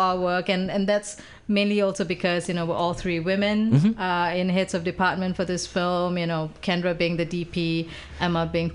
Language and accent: English; Singapore; moved away as an adult; now in Bay Area, United States; I'm a Singaporean person